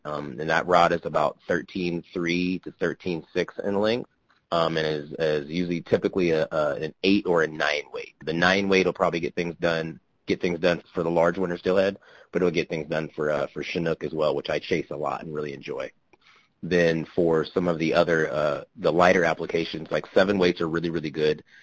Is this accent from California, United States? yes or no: no; Kansas, United States; moved away; I grew up in Kansas